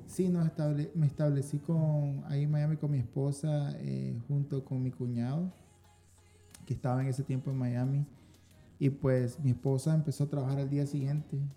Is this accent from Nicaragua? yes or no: yes; Diriamba, Carazo, Nicaragua; nació en, en una ciudad que se llama Diriamba. Diriamba. Ese es al sur de Managua